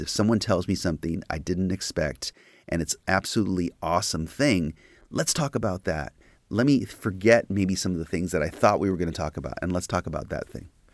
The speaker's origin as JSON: {"language": "English", "town": "Los Angeles", "region": "California", "country": "United States", "tie": "born or raised there", "said": "I was seeing my hometown burn, and I was seeing my hometown transformed into a war zone"}